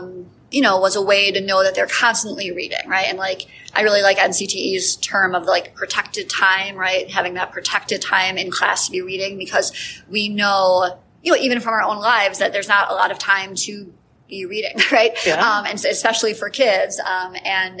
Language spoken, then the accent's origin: English; Wisconsin, United States; moved away as an adult; now in Chicago area, United States; I'm from Wisconsin originally.